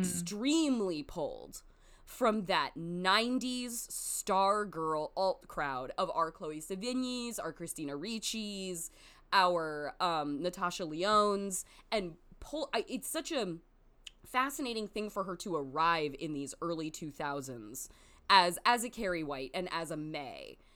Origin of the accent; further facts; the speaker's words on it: United States; as an American person